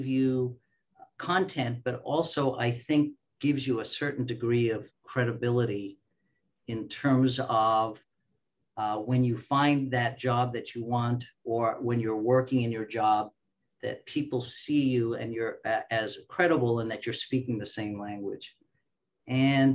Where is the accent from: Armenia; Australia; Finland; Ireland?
Australia; also born or lived in Canada / Springfield, Illinois, United States; now in United States; I am Australian by birth, Canadian by training